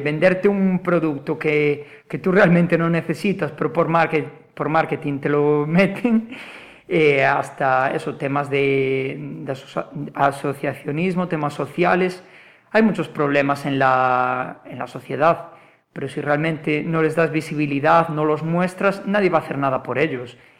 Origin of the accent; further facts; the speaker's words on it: Vilagarcía de Arousa, Galicia, Spain; also born or lived in Málaga; mi pueblo, para Vila García